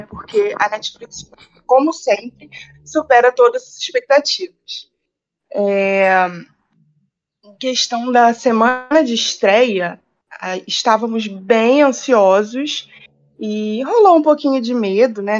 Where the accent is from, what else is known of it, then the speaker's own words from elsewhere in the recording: Rio de Janeiro, Brazil; eu sou do Rio de Janeiro